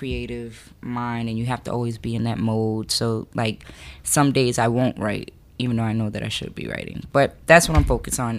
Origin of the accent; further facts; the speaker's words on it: Miami, Florida, United States; I'm from Miami.